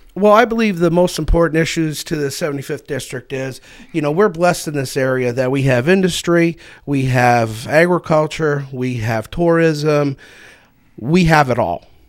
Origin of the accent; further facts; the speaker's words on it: Kersey, Pennsylvania, United States; also born or lived in Treasure Lake, Clearfield County; I was born and raised in Toby Valley, which is a, quote, suburb of Kersey